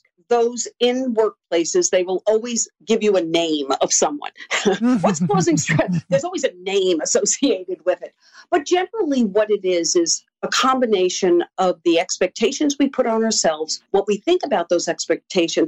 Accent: New York City, New York, United States; I was born and raised in Queens, New York

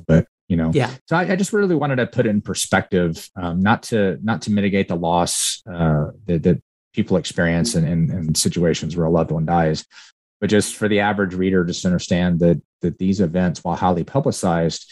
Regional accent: Uvalde, Texas, United States; I was born and raised in Uvalde, Texas

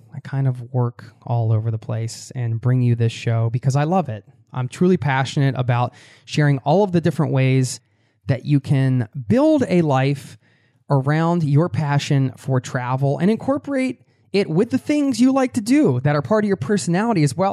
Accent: United States; I'm from the States

